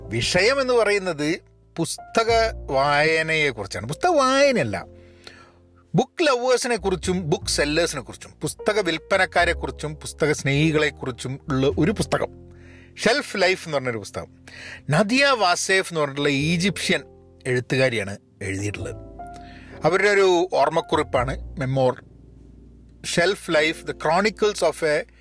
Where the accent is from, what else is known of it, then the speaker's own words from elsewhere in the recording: Kerala, India; moved away; also born or lived in Bangalore; നമുക്ക് മലയാളികളെ മാത്രമായിട്ടേ നമുക്ക് കോണ്ടാക്റ്റ് ഉള്ളൂ കേരളത്തിൽ എന്നുള്ളതുകൊണ്ട് കാരണം കേരളത്തിലൊക്കെ ഇപ്പോഴൊക്കെ പുറത്തുനിന്നൊക്കെ ആൾക്കാർ വന്ന് ജോലി ചെയ്യുന്നുണ്ടെങ്കിലും ഞങ്ങളൊക്കെ വളർന്ന് വളരുന്ന കാലത്ത്